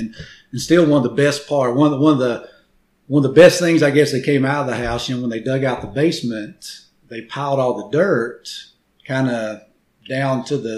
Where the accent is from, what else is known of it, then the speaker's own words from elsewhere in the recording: Muscadine, Alabama, United States; Well, I think I'd be remiss if I didn't start off with, you know, we started out in a double-wide trailer out in Muscadine.